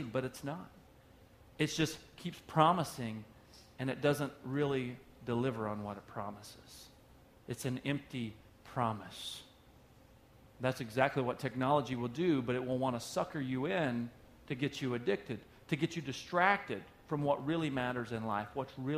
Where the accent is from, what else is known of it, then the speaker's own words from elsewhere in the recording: Oklahoma, United States; moved away; I'm from Oklahoma originally. That's where I was born